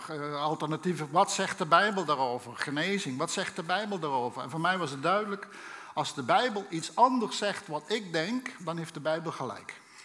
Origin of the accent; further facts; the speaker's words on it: Limburg, Netherlands; Ik ben opgegroeid in een, eh, in een Limburgs gezin